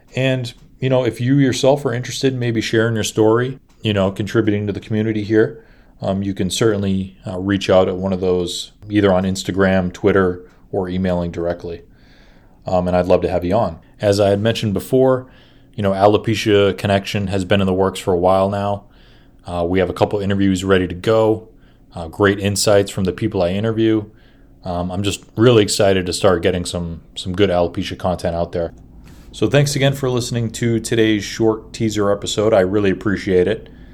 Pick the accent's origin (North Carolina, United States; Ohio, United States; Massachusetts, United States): Massachusetts, United States; Boston; I'm from Boston